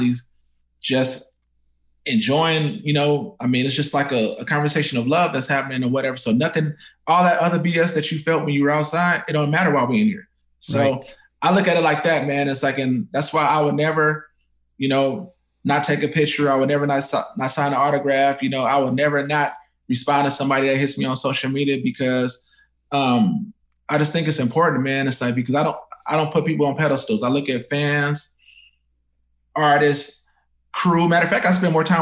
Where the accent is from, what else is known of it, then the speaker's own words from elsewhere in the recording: Oakland, California, United States; I'm born and raised in Oakland